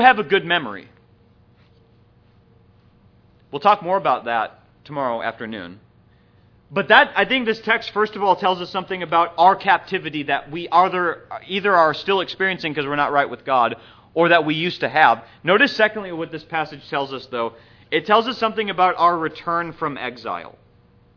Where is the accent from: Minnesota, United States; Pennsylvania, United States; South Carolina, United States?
Minnesota, United States; also born or lived in San Diego, California; now in Atlanta, United States; I grew up in Minnesota, and I didn't really feel at home there either